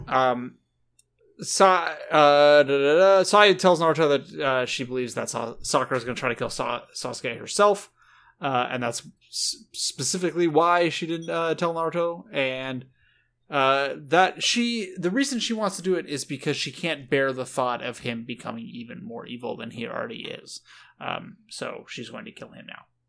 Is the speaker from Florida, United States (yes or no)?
no; SoCal, California, United States; growing up around SoCal bros